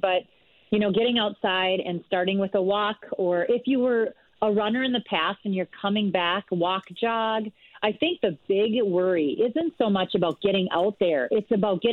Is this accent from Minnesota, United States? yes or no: yes; rural Minnesota, United States; also born or lived in Villanova, Pennsylvania; I'm from Minnesota here. Grew up in rural Minnesota